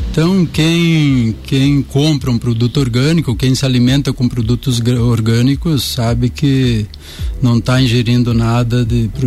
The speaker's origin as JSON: {"language": "Portuguese", "town": "Pinheiro Preto", "region": "Santa Catarina", "country": "Brazil", "tie": "born or raised there", "also_born_or_lived": "Concórdia", "moved": "yes", "said": "eu sou de Pinheiro Preto."}